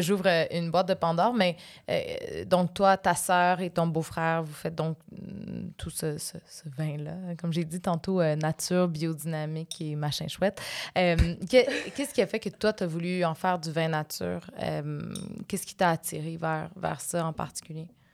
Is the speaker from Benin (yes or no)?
no; Quebec, Canada; chez nous, au Québec